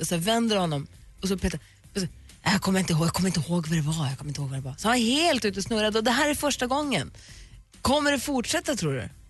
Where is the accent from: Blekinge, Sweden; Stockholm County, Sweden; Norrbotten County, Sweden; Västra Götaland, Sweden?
Norrbotten County, Sweden; Luleå; moved away; jag är uppvuxen i Luleå